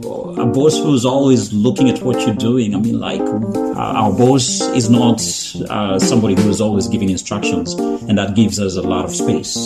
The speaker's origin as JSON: {"language": "English", "country": "Kenya", "said": "I'm from Kenya."}